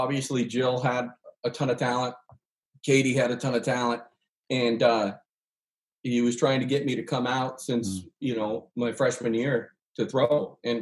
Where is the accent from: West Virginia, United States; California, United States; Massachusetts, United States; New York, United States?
California, United States; Woodland; moved away as an adult; also born or lived in Athens, Georgia / Ashland; I grew up Mormon in Woodland, California